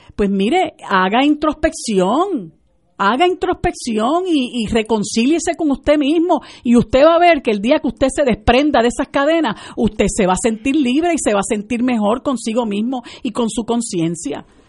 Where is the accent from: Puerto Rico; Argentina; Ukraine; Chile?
Puerto Rico